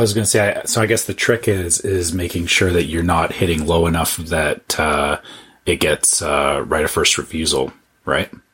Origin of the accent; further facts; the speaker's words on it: Canada; being a Canadian